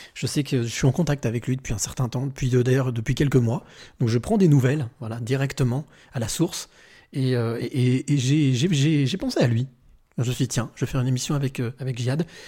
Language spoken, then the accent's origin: French; France; moved away as an adult; now in Lebanon; je suis français, expatrié au Liban depuis une quinzaine d'années